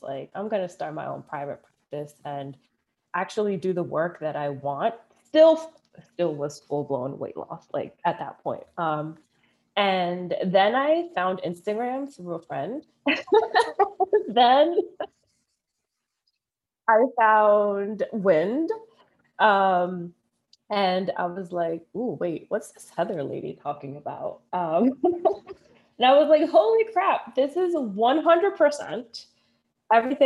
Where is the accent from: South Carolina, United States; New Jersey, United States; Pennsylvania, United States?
Pennsylvania, United States; Philadelphia; growing up in Philly, growing up Dominican